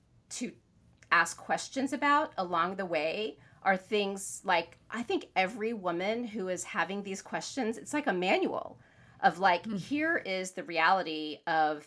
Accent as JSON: {"language": "English", "region": "Florida", "country": "United States", "tie": "born or raised there", "also_born_or_lived": "Northeast US", "moved": "yes", "said": "I grew up in Florida. Then I moved to the Northeast"}